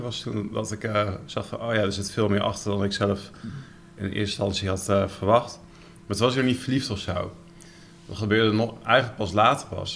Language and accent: Dutch; Netherlands; ik ben ook Nederlander